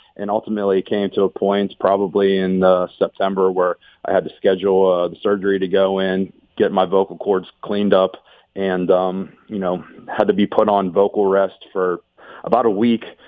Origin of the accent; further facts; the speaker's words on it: Pittsburgh, Pennsylvania, United States; moved away as an adult; also born or lived in Columbus, Ohio; now in Ohio, United States; I was born and raised in Pittsburgh